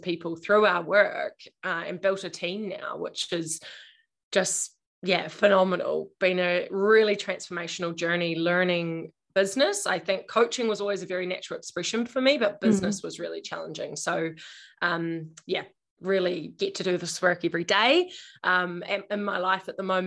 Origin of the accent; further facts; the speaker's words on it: Invercargill, Southland, New Zealand; moved away; also born or lived in Auckland; I grew up in Invercargill, the bottom of New Zealand